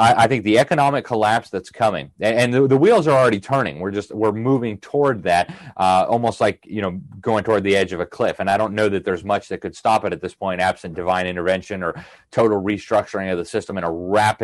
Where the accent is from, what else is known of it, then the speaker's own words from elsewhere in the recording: Miami, Florida, United States; my hometown of Miami